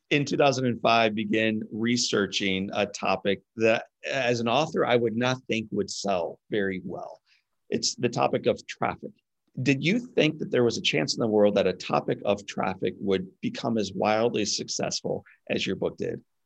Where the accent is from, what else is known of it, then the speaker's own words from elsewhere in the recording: Midwest, United States; I'm a Midwest guy myself